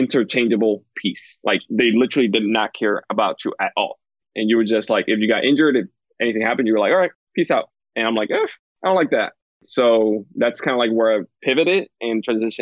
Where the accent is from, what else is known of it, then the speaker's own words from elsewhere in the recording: Dominican Republic; moved away as an adult; I come from Dominican Republic. That's where I grew up.